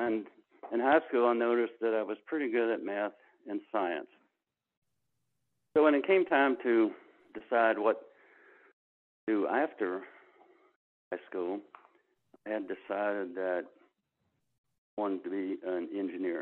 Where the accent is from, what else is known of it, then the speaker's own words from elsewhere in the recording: Narrows, Virginia, United States; moved away; also born or lived in Silicon Valley; I was born and raised in the little town of Narrows, N-A-R-R-O-W-S, in Giles County.